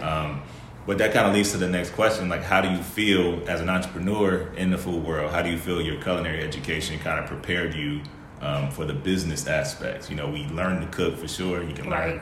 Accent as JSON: {"language": "English", "town": "Chicago", "region": "Illinois", "country": "United States", "tie": "born or raised there", "said": "we kind of have similar backgrounds, you know, growing up in Chicago"}